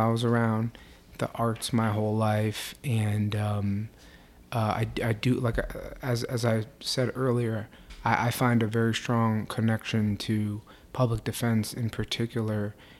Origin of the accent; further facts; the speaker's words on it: New York City, New York, United States; I grew up in New York City in Mitchell Lama housing, which is mixed income.